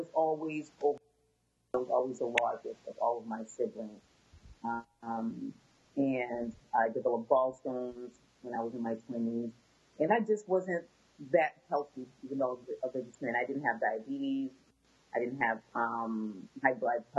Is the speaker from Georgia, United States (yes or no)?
no; Boston, Massachusetts, United States; I was born and raised in Boston, Massachusetts. My family is originally from Haiti.